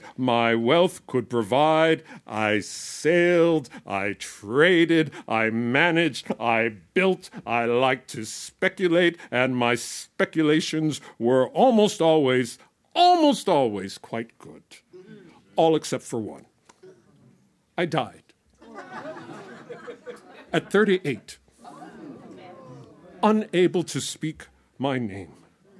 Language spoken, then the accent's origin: English; Boston, Massachusetts, United States; also born or lived in California; I'm from Boston, right? Can you tell by the voice? No, you from Boston? Yeah, yeah. I don't sound like you. What happened? I've been in California too long.